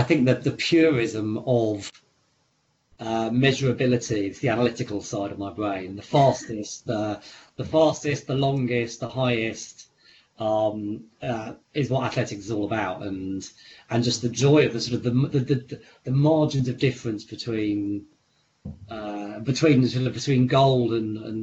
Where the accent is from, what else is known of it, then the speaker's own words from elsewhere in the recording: East Anglia, East of England, United Kingdom; where I grew up in East Anglia, the very flat landscape